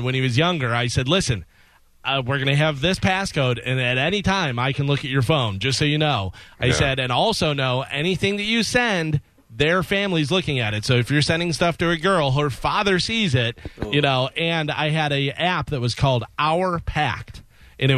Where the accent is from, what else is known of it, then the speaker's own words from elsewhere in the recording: Illinois, United States; moved away; I grew up in Illinois